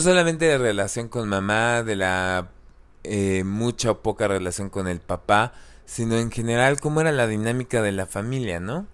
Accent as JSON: {"language": "Spanish", "country": "Mexico", "said": "somos mexicanos de cierta religión"}